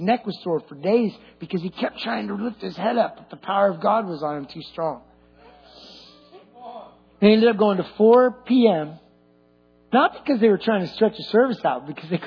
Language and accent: English; California, United States; I'm Californian through and through.